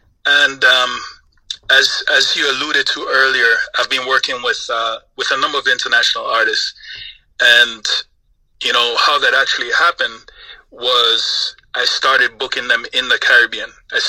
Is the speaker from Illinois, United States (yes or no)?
no; Florida, United States; now in Los Angeles, United States; You know, I grew up in Florida, but I'm now in Los Angeles